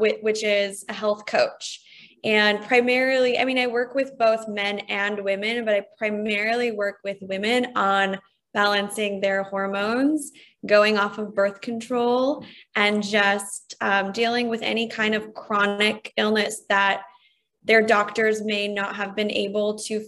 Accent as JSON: {"language": "English", "region": "New Jersey", "country": "United States", "tie": "born or raised there", "also_born_or_lived": "Poland / New York City", "moved": "as an adult", "lives_now": "Nashville, United States", "said": "I grew up right outside of New York City in New Jersey"}